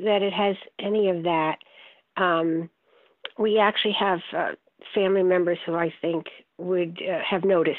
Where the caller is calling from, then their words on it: Saratoga Springs, New York, United States; Saratoga Springs.